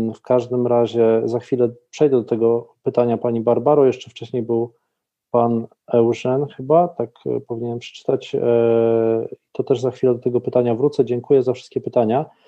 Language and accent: Polish; Poland; my jako Polacy